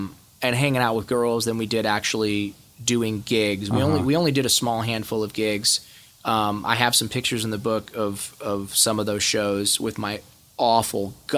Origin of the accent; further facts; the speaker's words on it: Ohio, United States; I hated the … because I grew up in Ohio and that's what the guys that beat me up listened to.